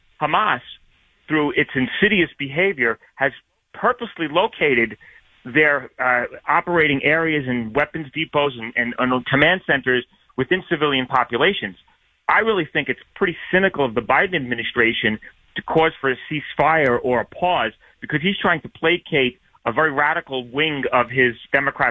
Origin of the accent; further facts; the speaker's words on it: New York, United States; accent: New York; I come from New York, as you may hear from my accent